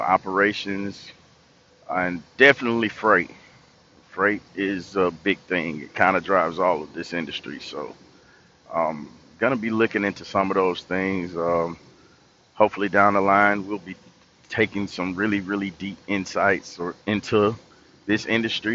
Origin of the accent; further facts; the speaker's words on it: Tifton, Georgia, United States; also born or lived in Atlanta, Georgia; I'm from Tifton, Georgia, originally. And I lived in Atlanta for about 10 years, and I moved back to Tifton